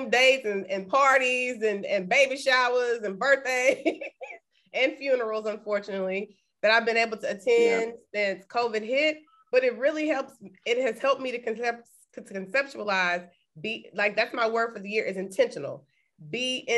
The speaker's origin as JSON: {"language": "English", "region": "Texas", "country": "United States", "moved": "yes", "said": "we're from Texas"}